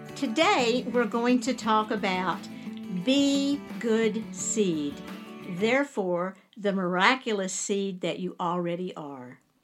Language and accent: English; Lewisburg, West Virginia, United States; moved away; also born or lived in Charleston; I was born in Charleston, but my mom and dad and I, my little brother, lived in Lewisburg.